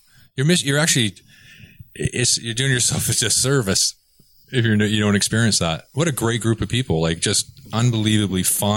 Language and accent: English; British Columbia, Canada; I'm from British Columbia, man.